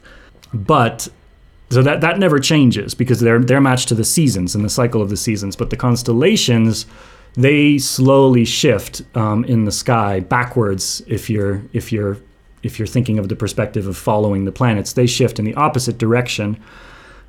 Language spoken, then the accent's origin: English; United States; growing up in the States, we learn a lot about slavery